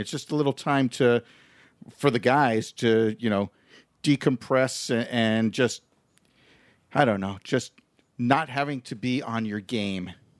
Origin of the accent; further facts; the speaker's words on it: New York, United States; moved away; we're originally from New York, and I used to work in Manhattan